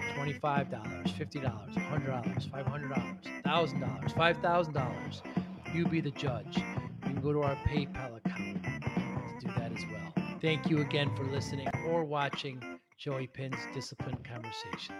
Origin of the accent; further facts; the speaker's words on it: Northeast, United States; I'm from the Northeast